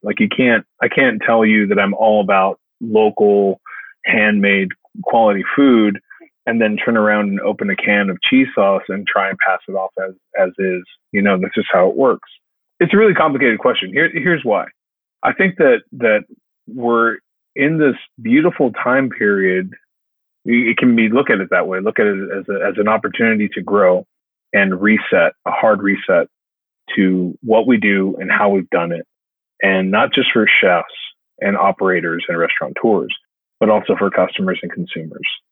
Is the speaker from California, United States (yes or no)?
yes; Los Angeles, California, United States; now in Nashville, United States; those are my roots. I'm from Los Angeles, California